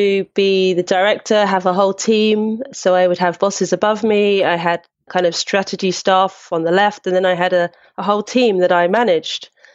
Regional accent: London, United Kingdom; I grew up in Brixton, which is South London.

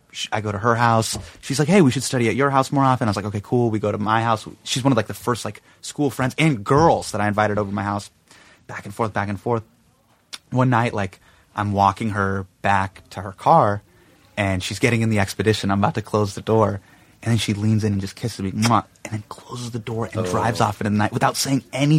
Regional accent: Davis, California, United States; born or raised there

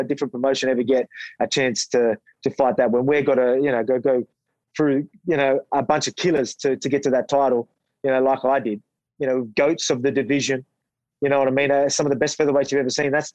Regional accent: Australia; fighting in my hometown, you know, full crowd, Aussie fans

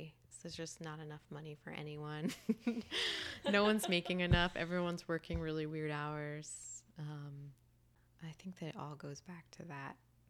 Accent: Sewanee, Tennessee, United States; Tennessee. {S6} Okay. {S8} Yeah, a little college town called Suwanee.

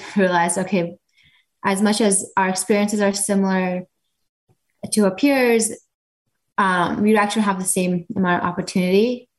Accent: Fremont, California, United States; very pretty typical, just children growing up in the Bay.

